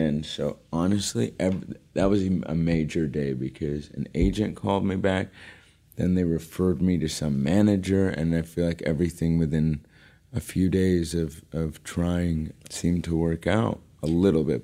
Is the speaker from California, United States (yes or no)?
yes; Los Angeles, California, United States; I'm born and raised in Los Angeles, actually, one of the rare ones